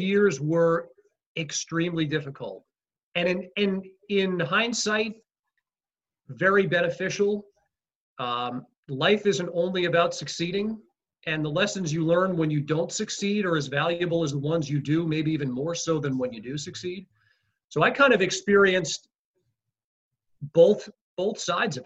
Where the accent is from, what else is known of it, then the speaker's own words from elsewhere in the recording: Rockville Centre, New York, United States; I loved growing up in Rockville Center